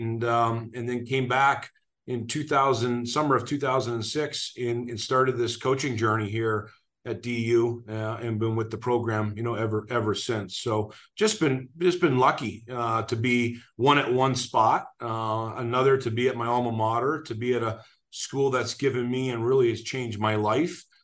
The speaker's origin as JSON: {"language": "English", "town": "Burnaby", "region": "British Columbia", "country": "Canada", "tie": "born or raised there", "moved": "yes", "lives_now": "Denver, United States", "said": "grew up just outside of Vancouver, British Columbia, a town called Burnaby"}